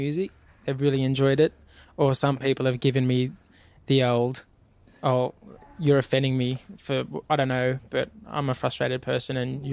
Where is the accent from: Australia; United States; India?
Australia; I'm coming from Australia